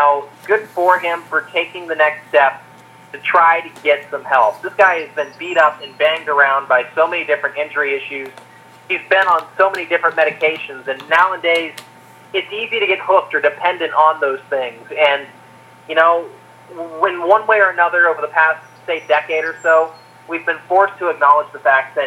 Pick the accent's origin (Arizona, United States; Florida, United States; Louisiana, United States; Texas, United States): Florida, United States; Orlando; growing up in the Orlando area, going out to Bay Hill.